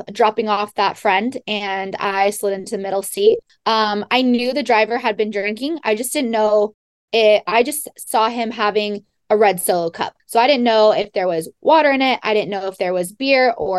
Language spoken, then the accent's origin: English; Monterey, California, United States; I was born and raised in Monterey, California, and graduated from Pacific Grove High School